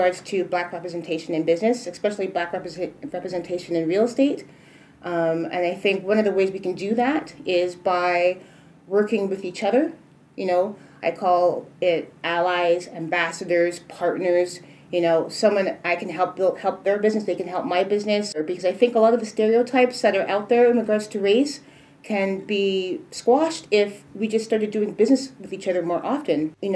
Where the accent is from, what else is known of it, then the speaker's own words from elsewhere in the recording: Edmonton, Alberta, Canada; also born or lived in Trelawny, Jamaica; now in Vancouver, Canada; growing up in Edmonton